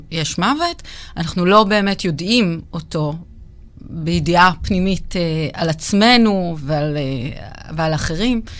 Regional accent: Jerusalem, Jerusalem District, Israel; אני אה, ירושלמית, עובדת סוציאלית

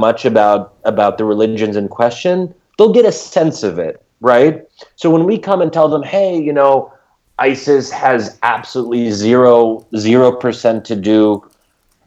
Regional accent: United States; we as American Muslims

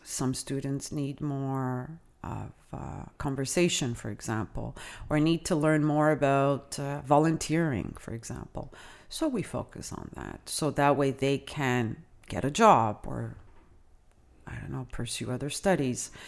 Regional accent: Canada; first language Italian; English is a second language; I myself, as a Canadian

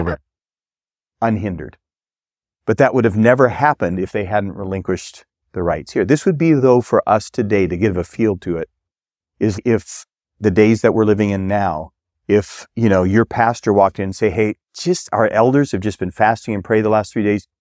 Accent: Minnesota, United States; moved away; I grew up in Minnesota

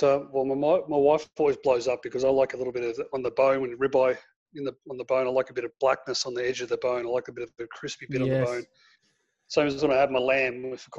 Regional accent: Townsville, Queensland, Australia; born there; also born or lived in Darwin / Raymond Terrace / Melbourne / Katherine; I was born in Townsville. We moved to Darwin. Went from Darwin to Raymond Terrace, which is near Newcastle. We went from there to Melbourne, from Melbourne to the Northern Territory, from the Northern Territory in Katherine, back to Wagga Wagga.

